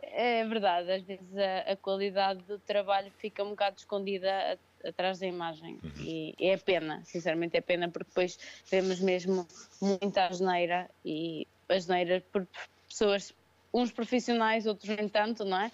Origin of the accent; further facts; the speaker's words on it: São Pedro do Sul, Viseu, Portugal; moved away as an adult; also born or lived in Lisbon; eu sou de Viseu, sou de São Pedro do Sul